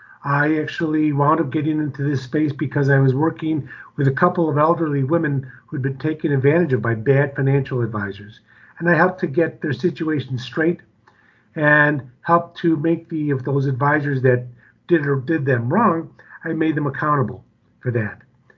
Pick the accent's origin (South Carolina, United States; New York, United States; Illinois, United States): Illinois, United States; Chicago; now in Denver, United States; Yeah, I'm from Chicago, born and raised in Chicago.